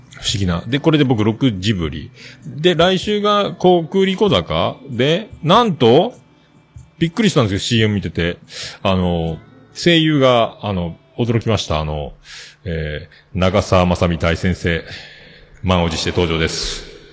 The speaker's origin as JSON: {"language": "Japanese", "region": "Kyushu", "country": "Japan", "tie": "born or raised there", "said": "僕、九州育ちなので"}